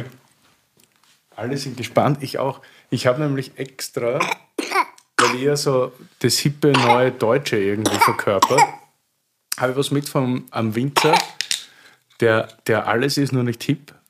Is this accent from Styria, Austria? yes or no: yes; Styria, Austria; Also ich bin aus der Steiermark, aber an der Grenze zum Südburgenland